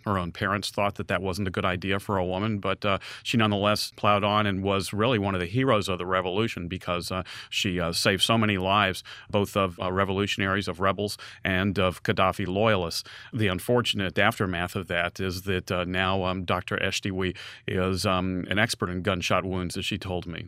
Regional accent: United States; when I would say with some hesitation, um, "The United States

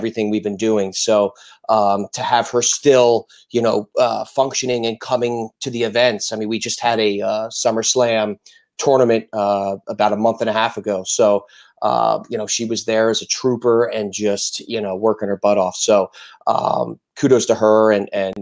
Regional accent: New Jersey, United States; moved away as an adult; now in South Florida, United States; I'm from New Jersey. And I moved to South Florida to go to the Art Institute

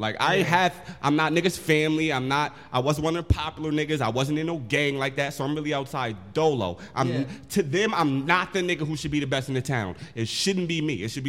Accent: Poughkeepsie, New York, United States; Born and raised, Poughkeepsie.

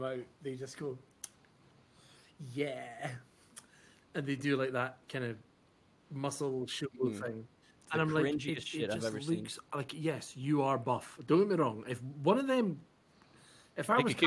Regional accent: Scotland, United Kingdom; I'm Scottish

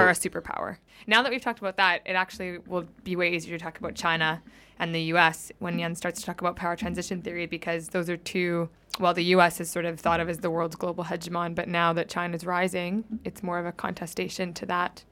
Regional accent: Canada; moved away; I'm from Canada

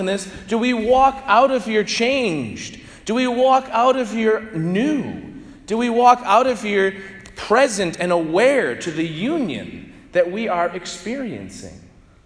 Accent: St. Louis, Missouri, United States; growing up in St. Louis

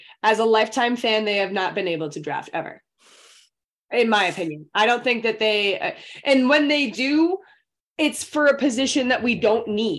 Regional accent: outside of Foxborough, Massachusetts, United States; I grew up 15 minutes outside of Foxborough.

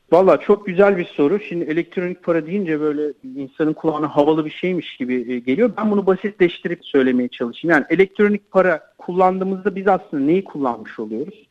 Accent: Turkey; Türkler olarak biz

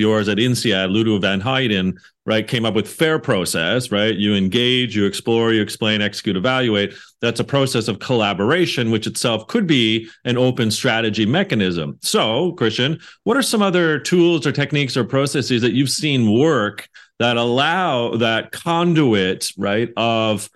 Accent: Canada; in Canada, it's Dragon's Den. We don't do Shark's Tank

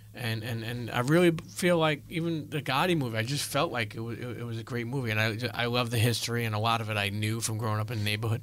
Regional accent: New York City, New York, United States; I grew up in Brooklyn, Italian

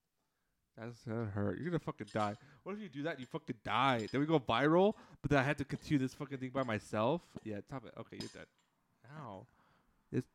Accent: United States; I'm from America, where you buy shit that has electricity, you plug it in.

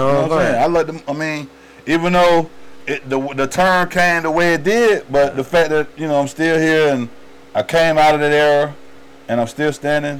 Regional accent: Atlanta, Georgia, United States; growing up in Point of Real

